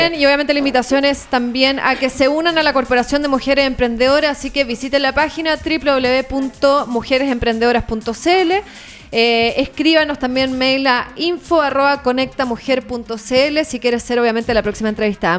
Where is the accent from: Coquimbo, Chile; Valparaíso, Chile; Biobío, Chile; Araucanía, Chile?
Coquimbo, Chile; Soy de Coquimbo, soy profe de yoga, guía de turismo y surfista de toda la vida